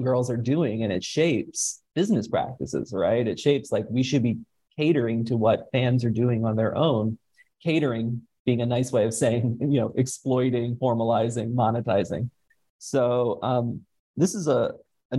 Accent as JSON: {"language": "English", "country": "United States", "tie": "born or raised there", "said": "a working class kid growing up in the United States"}